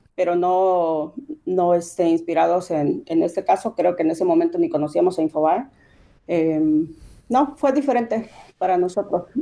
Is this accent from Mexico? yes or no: yes; Sinaloa, Mexico; Somos de Sinaloa, vivimos en Culiacán, vivimos en, en esta zona